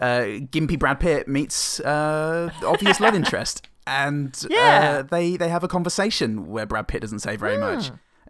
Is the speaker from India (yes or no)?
no; England, United Kingdom; now in Australia; We are English.